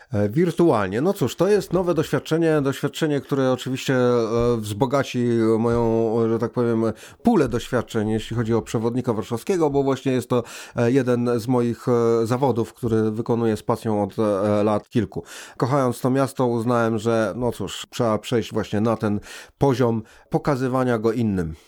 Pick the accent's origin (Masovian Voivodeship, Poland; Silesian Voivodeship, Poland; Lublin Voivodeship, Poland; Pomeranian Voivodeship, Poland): Masovian Voivodeship, Poland; Warsaw; Wychowałem się na Żoliborzu, mieszkam tu do tej pory